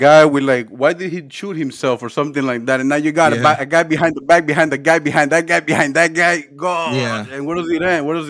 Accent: Florida, United States; now in Atlanta, United States; I'm here in Atlanta, but I'm from Florida though.

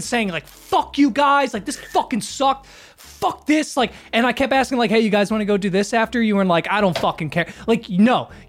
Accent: Philadelphia, Pennsylvania, United States; I'm from

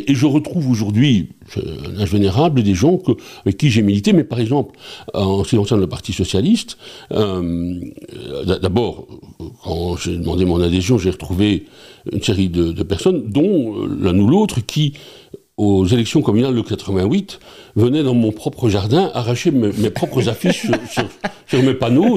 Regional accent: Charleroi, Wallonia, Belgium; also born or lived in Namur / Nivelles; je suis de Ransard. C'est ici que euh, je me souviens des amis d'enfance

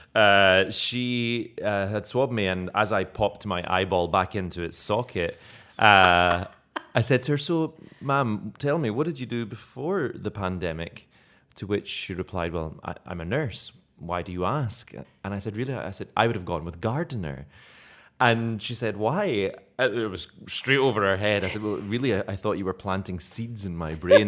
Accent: Scotland, United Kingdom; accent: Scottish brogue; now in Malta; I was using my own Scottish brogue, but not very thick

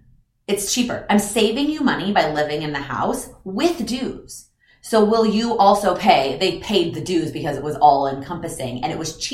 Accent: Texas, United States; also born or lived in Illinois; even though I was originally from Texas, since I'd gone to high school in Illinois, I didn't know very many people.

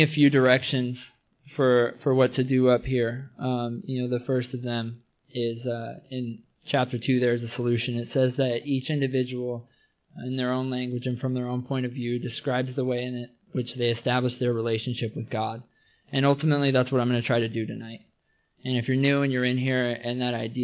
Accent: between Arlington and Everett, Washington, United States; now in California, United States; I'm originally from Washington State. I grew up in somewhere between Arlington and Everett, Washington.

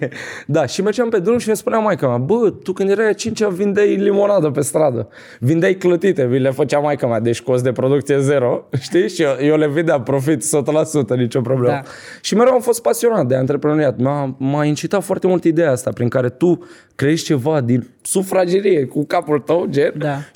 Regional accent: Bucharest, Romania; Din uh, Ferentari.

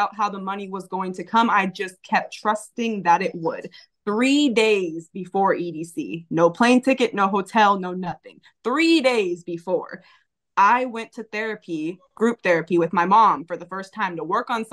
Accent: California, United States; I was from California

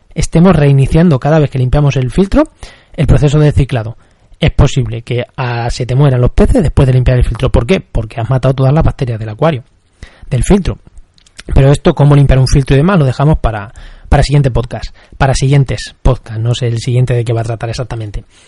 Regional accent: Castilla-La Mancha, Spain; yo soy de La Mancha

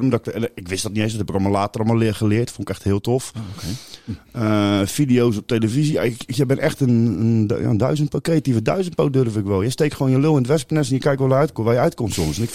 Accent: Amsterdam, North Holland, Netherlands; als je mijn leeftijd bent en ik kom uit Amsterdam

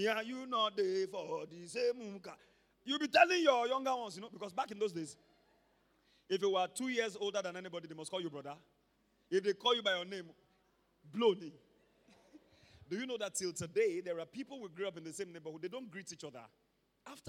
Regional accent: Ibadan, Oyo, Nigeria; also born or lived in Ondo State; when I was growing up in Mokola, I'm a Mokola boy

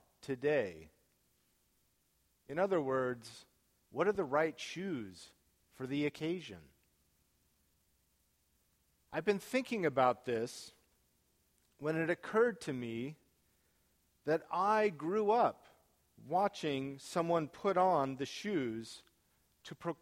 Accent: United States; us as American Christians

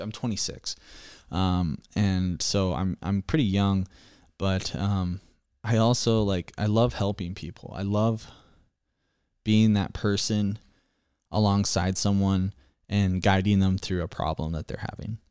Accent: Iowa, United States; I'm a Midwesterner. I live in Iowa my whole life.

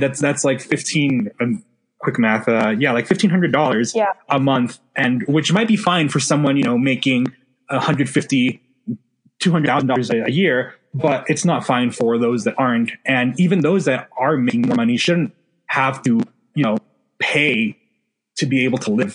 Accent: El Paso, Texas, United States; moved away as an adult; now in Washington, D.C., United States; growing up in El Paso, Texas, like right on the border

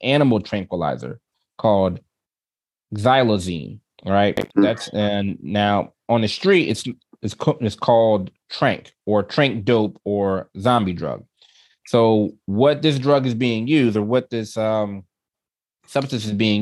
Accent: Philadelphia, Pennsylvania, United States; I love my city, born and raised in Philly

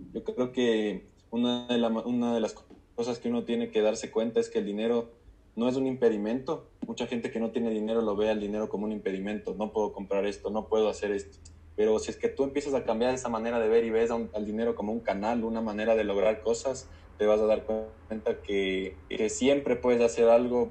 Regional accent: Ecuador; also born or lived in United States; acá como ecuatoriano

